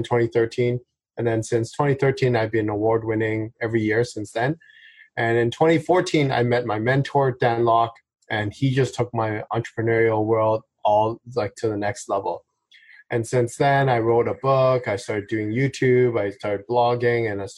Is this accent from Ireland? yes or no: no; Vancouver, British Columbia, Canada; I'm born and raised in Vancouver